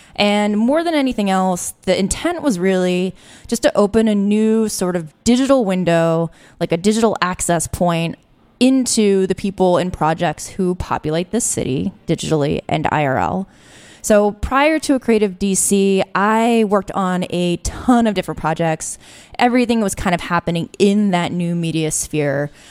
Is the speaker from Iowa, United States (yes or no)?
no; Alexandria, Virginia, United States; also born or lived in Washington, D.C.; I grew up actually in Alexandria